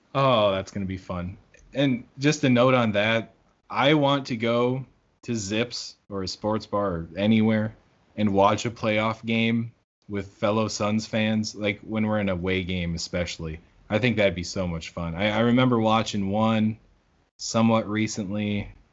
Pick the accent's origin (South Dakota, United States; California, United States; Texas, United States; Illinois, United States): South Dakota, United States; I'm from South Dakota